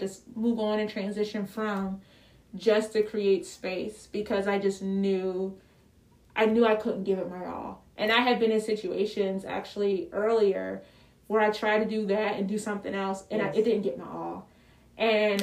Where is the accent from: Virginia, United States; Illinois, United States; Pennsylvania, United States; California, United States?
Pennsylvania, United States; Philadelphia; I'm from Philly